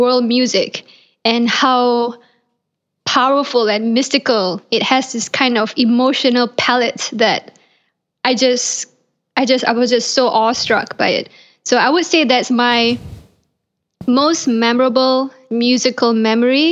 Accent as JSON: {"language": "English", "country": "Malaysia", "tie": "born or raised there", "moved": "as an adult", "lives_now": "Los Angeles, United States", "said": "I was born in Malaysia and I grew up in Malaysia"}